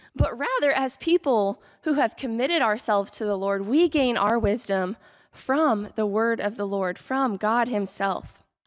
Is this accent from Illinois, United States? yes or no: no; Kansas, United States; moved away; I am from Kansas.